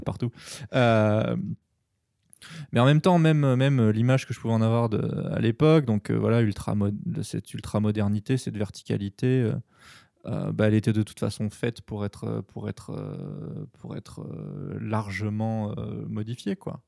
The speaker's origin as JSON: {"language": "French", "country": "France", "also_born_or_lived": "Tokyo, Japan", "said": "je suis français et que euh, c'est mon pays"}